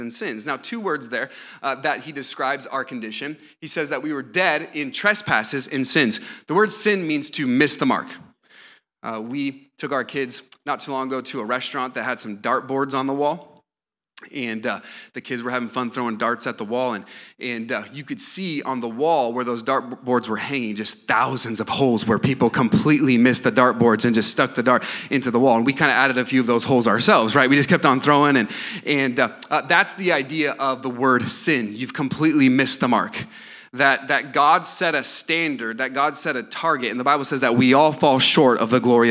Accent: Lancaster, California, United States; I was born in Lancaster, California

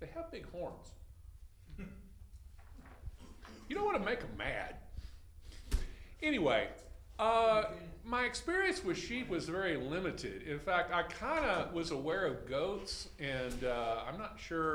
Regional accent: Texas, United States; I suffer from being a Texan. I know all about cattle. When I was a boy, my father sold compensator liquid feed to ranches

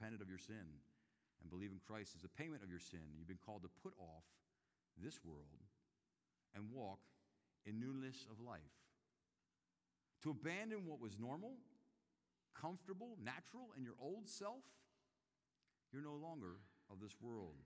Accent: Philadelphia, Pennsylvania, United States; now in Chattanooga, United States; I came to Chattanooga back in 1996. I'm from Philadelphia, Pennsylvania, which is a little bit up north

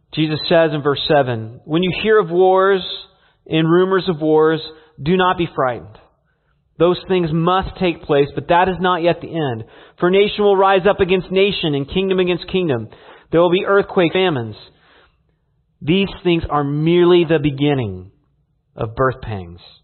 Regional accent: California, United States; growing up in California

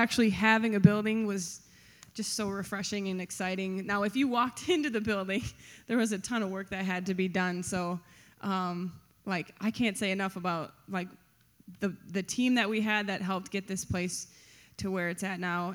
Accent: Grand Rapids, Michigan, United States; I grew up in the Grand Rapids area

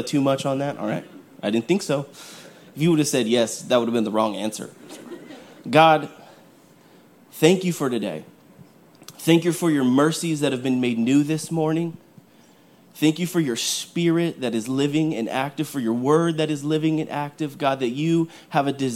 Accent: California, United States; moved away as an adult; now in Tennessee, United States; I'm from California

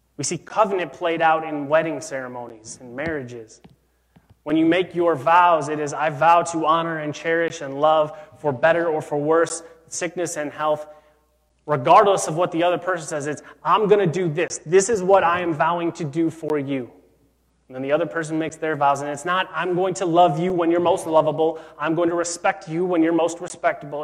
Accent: Chicago, Illinois, United States; I grew up in Chicago

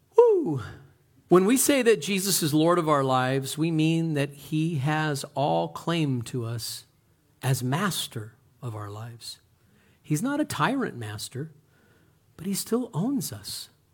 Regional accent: United States; We're Americans

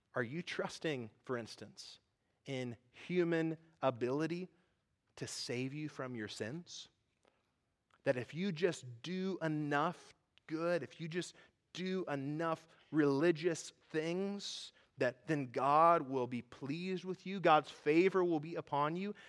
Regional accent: United States; I grew up in American evangelical churches

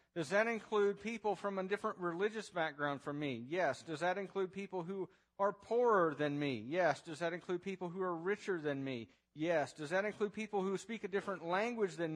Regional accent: United States; As an American

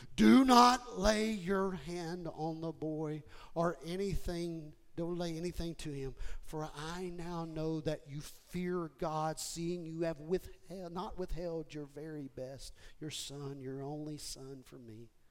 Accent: Houston, Texas, United States; I was raised in Houston

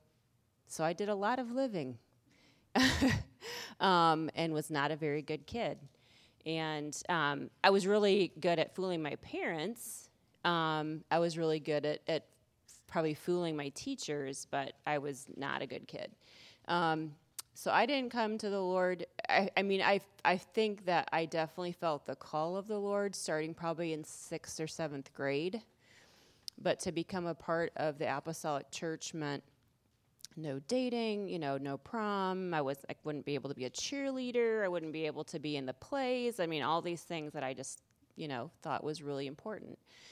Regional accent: Iowa, United States; moved away; I grew up in Iowa, about 8 hours away from here

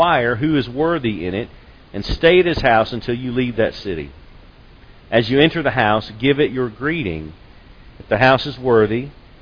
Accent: Lexington, United States; growing up in Lexington, back when it was a smaller town, and my father worked at the bank in town

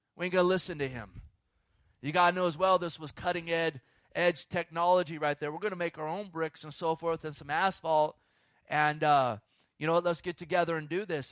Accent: Bay Area, California, United States; I grew up in the Bay Area

